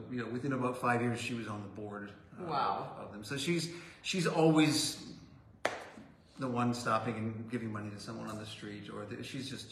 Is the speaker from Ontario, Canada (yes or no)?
yes; Toronto, Ontario, Canada; I grew up in Toronto